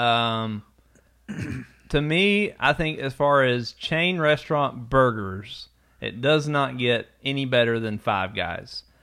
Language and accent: English; Eastern Kentucky, United States; when we were growing up in Eastern Kentucky, there were no sit-down chain restaurants